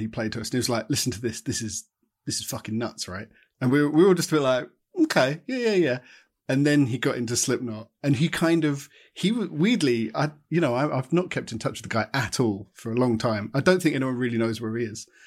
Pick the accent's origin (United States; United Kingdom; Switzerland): United Kingdom; Watford, East of England; born or raised there